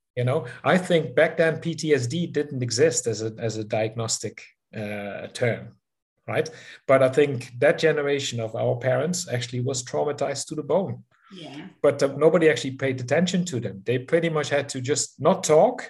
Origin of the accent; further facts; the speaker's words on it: southern Netherlands, Netherlands; moved away as an adult; now in South Africa; 60s, uh, the south of the Netherlands, close to the German and Belgian border